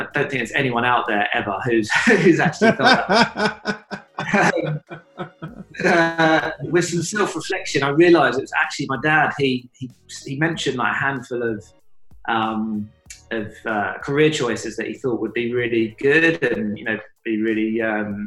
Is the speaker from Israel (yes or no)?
no; United Kingdom; also born or lived in Suffolk, England; I grew up partly in London, partly in Suffolk